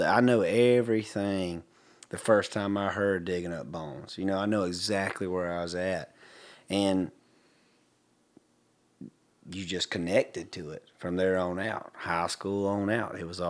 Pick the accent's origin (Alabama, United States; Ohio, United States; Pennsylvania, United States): Alabama, United States; Hartford; stuff that I grew up back in Hartford, Alabama, and I got to spend a lot of time on my grandfather's farm riding around with the farmhands